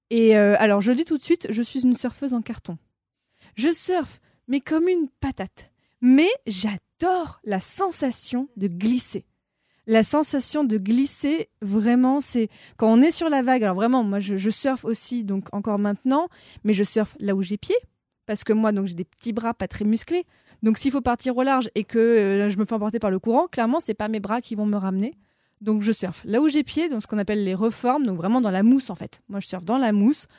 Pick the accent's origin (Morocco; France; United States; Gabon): Morocco; Casablanca, Casablanca-Settat; moved away as an adult; j'ai grandi au Maroc parce que mon père est franco-marocain, donc j'ai vraiment vécu 18 euh, bah, ans à Casablanca